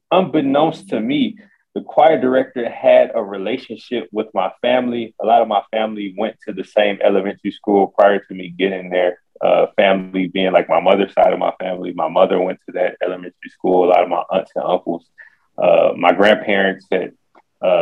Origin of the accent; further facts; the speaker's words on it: Detroit, Michigan, United States; I'm from Detroit, Michigan